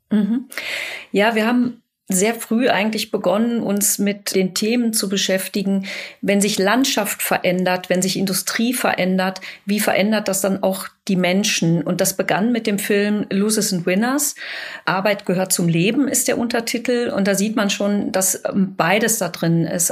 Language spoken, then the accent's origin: German; Dortmund, North Rhine-Westphalia, Germany; also born or lived in Bochum; ich selber komme aus Dortmund